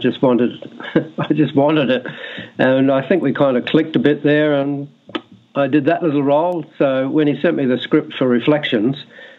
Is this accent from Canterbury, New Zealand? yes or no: yes; Christchurch, Canterbury, New Zealand; I'm from Christchurch